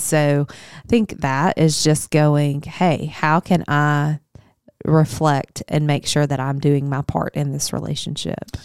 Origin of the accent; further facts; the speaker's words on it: Higginson, Arkansas, United States; also born or lived in Searcy, Arkansas; I grew up in a little bitty town called Higginson